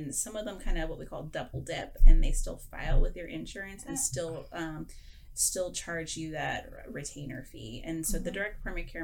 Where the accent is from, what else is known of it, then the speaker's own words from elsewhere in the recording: Houston, Texas, United States; also born or lived in Arizona; now in Austin, United States; I was born and bred in Houston